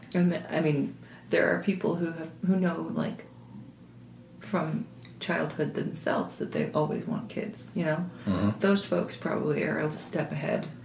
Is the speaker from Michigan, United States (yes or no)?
yes; suburb of Detroit, Michigan, United States; we were in a wealthy suburb of Detroit